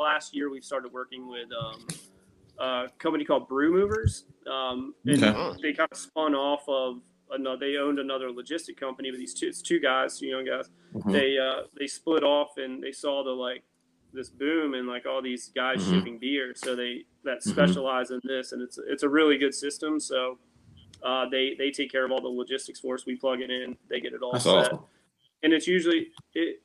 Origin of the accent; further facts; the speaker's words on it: Eastern Shore, Delmarva Peninsula, United States; I'm from the Eastern Shore, so this, you know, lower Delaware, Maryland part.